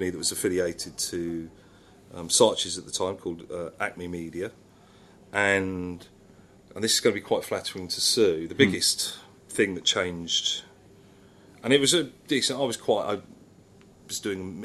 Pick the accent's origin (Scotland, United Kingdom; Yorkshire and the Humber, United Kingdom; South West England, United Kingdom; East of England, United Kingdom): East of England, United Kingdom; Watford; I come from Watford